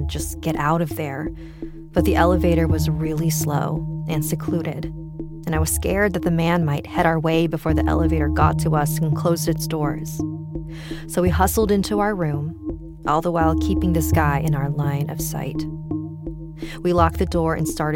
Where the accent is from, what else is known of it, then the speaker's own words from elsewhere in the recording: Mesa, Arizona, United States; I am from Mesa, Arizona